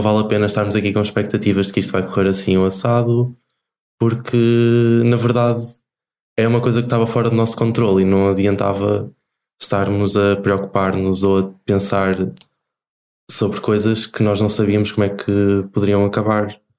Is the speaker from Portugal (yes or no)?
yes; Barcelos, Norte, Portugal; eu sou de Barcelos, que é Nesse sentido, sou quase vizinho da Maria. Viemos os dois aqui do Norte.